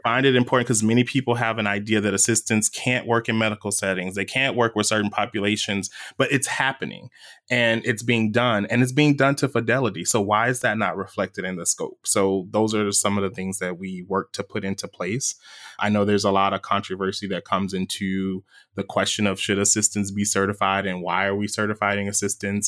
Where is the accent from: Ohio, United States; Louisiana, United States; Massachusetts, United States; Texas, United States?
Louisiana, United States; we grew up saying this in Louisiana